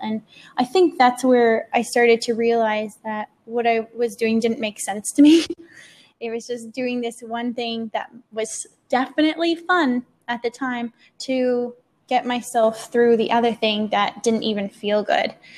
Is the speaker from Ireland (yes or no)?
no; Canada; moved away as an adult; I'm from Canada